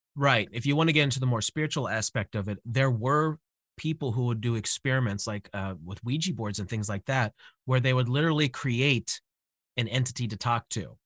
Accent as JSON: {"language": "English", "country": "United States", "said": "I'm, I'm American"}